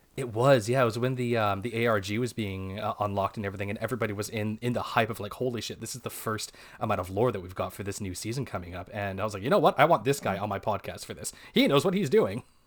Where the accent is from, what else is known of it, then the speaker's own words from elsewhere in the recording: Canada; we're Canadian, actually. We're on the west coast of Canada.